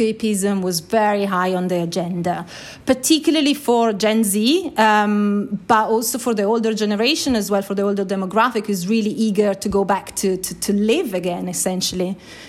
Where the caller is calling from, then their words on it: London, United Kingdom; I'm calling from London.